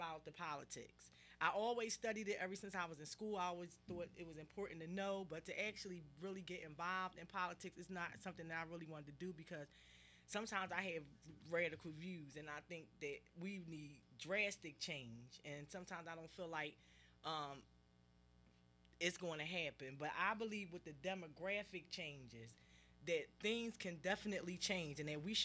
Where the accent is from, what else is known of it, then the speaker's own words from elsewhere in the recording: Philadelphia, Pennsylvania, United States; I'm from South Philly, and the schools that I went to, my high school is closed, my elementary school is closed. There's about two schools left in my immediate area where I grew up at.